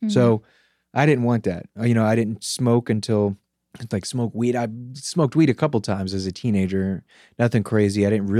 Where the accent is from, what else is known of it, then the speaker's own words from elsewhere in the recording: Gaithersburg, Maryland, United States; Gaithersburg, Maryland, which is a kind of like a suburb of Washington, D.C.